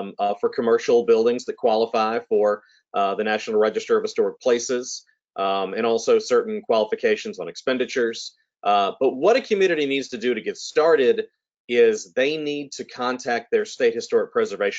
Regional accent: Mobile, Alabama, United States; moved away as an adult; also born or lived in New Orleans, Louisiana / Edinburgh, Scotland; growing up in Mobile, a city with so much architectural history and architectural culture

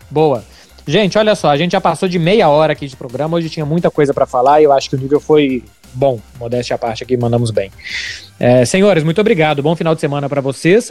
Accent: Brazil

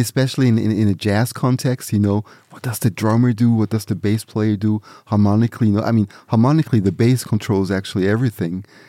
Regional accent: near Zurich, Switzerland; also born or lived in Nigeria; back to Switzerland, and that's where I grew up. Near, near Zurich, the city of Zurich in Switzerland

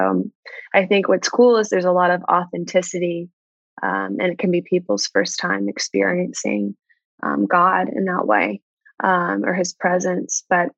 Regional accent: Atlanta, Georgia, United States; now in New York City, United States; So I think I've lost it a bit, my accent

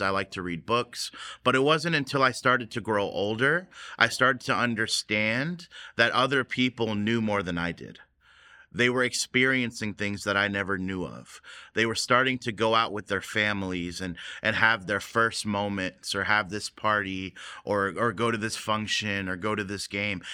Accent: United States; growing up in the American church, now it was a Korean church, but it was an American society

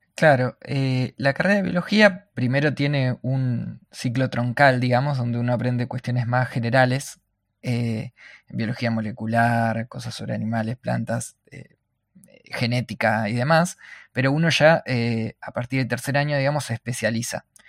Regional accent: Argentina; soy de Argentina

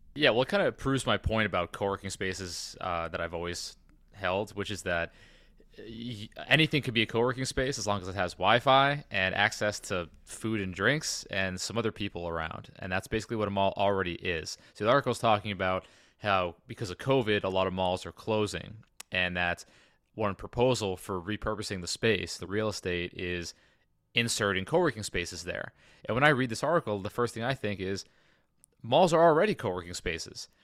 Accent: New England, United States; moved away; in New England, where I'm from

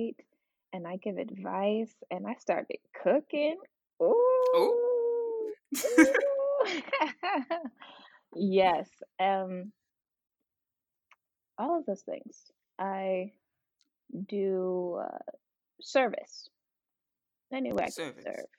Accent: Virginia Beach, Virginia, United States; also born or lived in Newark, New Jersey; I was born in Newark, New Jersey, but grew up most of my life in Virginia Beach, Virginia, 757

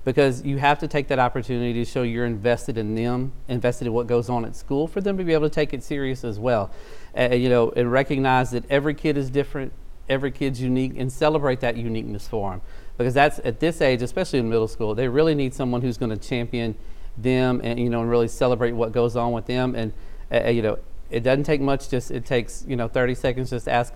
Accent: South Louisiana, United States; moved away as an adult; also born or lived in Shreveport-Bossier, Louisiana; now in Shreveport, United States; I'm originally from South Louisiana. I moved here to go to school

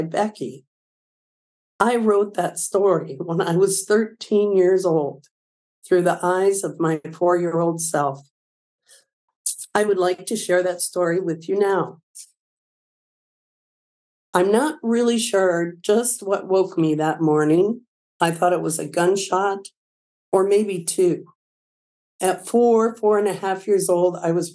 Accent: Milledgeville, Illinois, United States; moved away as an adult; now in Belleville, United States; I grew up in Milledgeville, a little town of about 1,000 folks in the northwest corner of Illinois

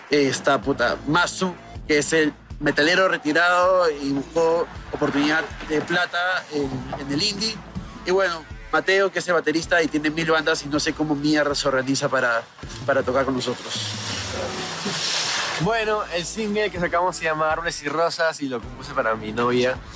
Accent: Lima, Peru; Hola, somos … de Lima, Perú.

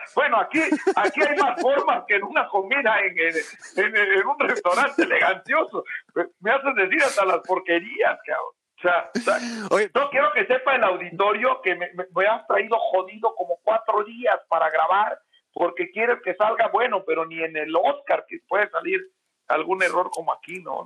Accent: Oaxaca, Mexico; moved away; also born or lived in Puebla; soy de Oaxaca

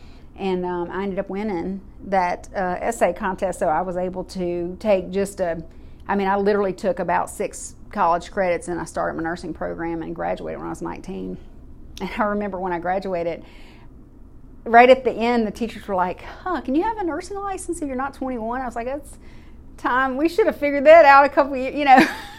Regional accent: Baton Rouge, Louisiana, United States; born there; I was born in Baton Rouge, Louisiana, and my mom was a single parent in the Army.

